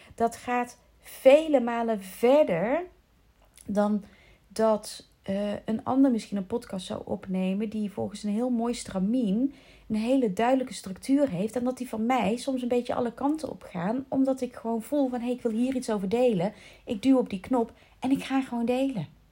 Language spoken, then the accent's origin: Dutch; North Brabant, Netherlands; accent: Brabants, 'verkapt' (faded); now in South Holland, Netherlands; Maar ik heb best wel vaak oordeel gekregen op mijn Brabants accent. Ondanks het feit dat ik intussen al 33 jaar, bijna 34 jaar... Eh, 33 jaar, ja, niet meer in Brabant woon